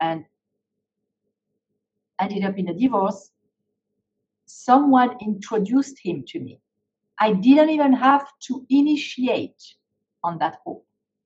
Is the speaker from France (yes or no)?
yes; France; moved away; I was growing up in France